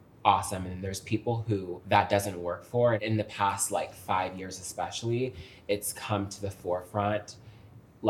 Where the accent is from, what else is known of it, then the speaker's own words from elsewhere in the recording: Fairfax, Virginia, United States; I was born in Fairfax, Virginia